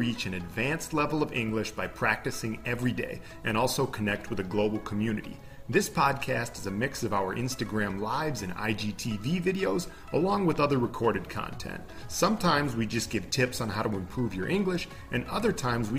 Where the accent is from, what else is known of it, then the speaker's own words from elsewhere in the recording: Minnesota, United States; I'm from Minnesota, from the US, and I grew up in an upper middle class family